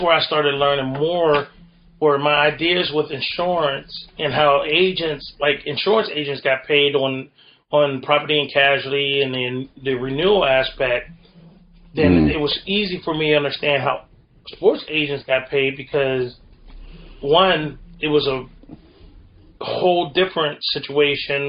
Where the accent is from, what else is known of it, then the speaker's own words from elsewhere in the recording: Western Pennsylvania, United States; I'm from Western Pennsylvania